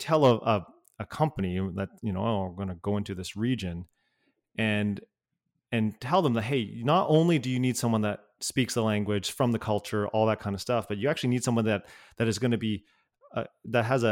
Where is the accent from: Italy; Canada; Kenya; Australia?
Canada; growing up as a Canadian, but with Hong Kong parents